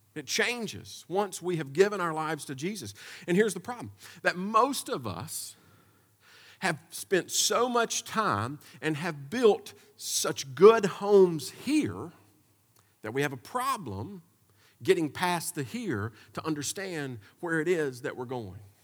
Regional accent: United States; As American people

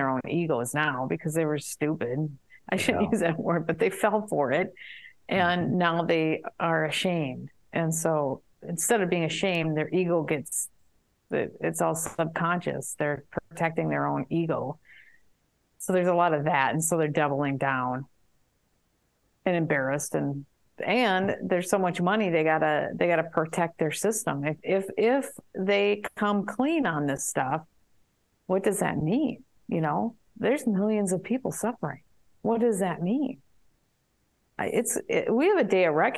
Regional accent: Minneapolis, Minnesota, United States; I'm from Minneapolis.

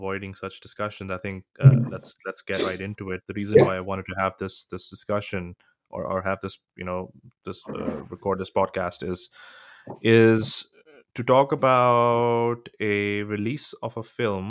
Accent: Pakistan; moved away; Growing up in Pakistan

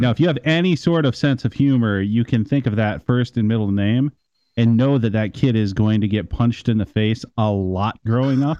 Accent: Midwest, United States; I'm from the Midwest

